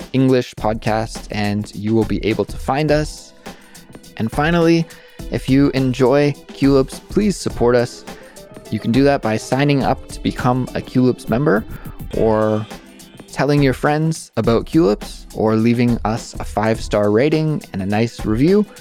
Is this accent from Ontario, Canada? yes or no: no; Kelowna, British Columbia, Canada; I would love to go back to Kelowna, my hometown